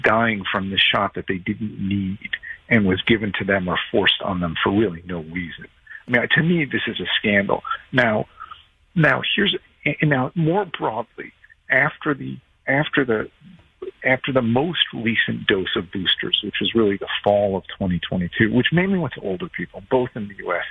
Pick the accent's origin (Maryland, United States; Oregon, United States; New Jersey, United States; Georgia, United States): New Jersey, United States; I grew up in Jersey.